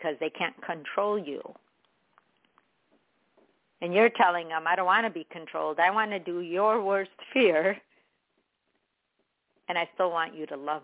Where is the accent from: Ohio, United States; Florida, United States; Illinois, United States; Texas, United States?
Illinois, United States; Chicago; I'm from Chicago